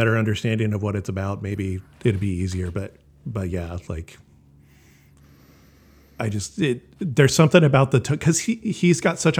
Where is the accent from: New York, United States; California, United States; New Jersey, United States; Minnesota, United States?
California, United States; Elk Grove; I'm from Elk Grove, California.